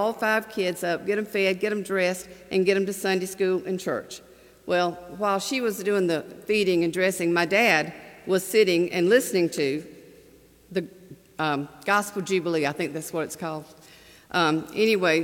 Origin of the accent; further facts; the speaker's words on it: Manchester, Georgia, United States; in a small town in West Central Georgia, Manchester.